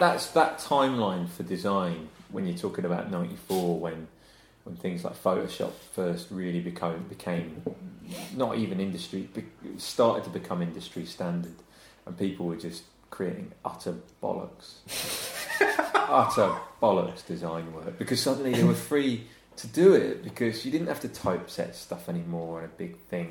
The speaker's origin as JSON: {"language": "English", "area": "Wiltshire", "region": "South West England", "country": "United Kingdom", "tie": "born or raised there", "also_born_or_lived": "Surrey", "moved": "yes", "said": "I grew up in Wiltshire"}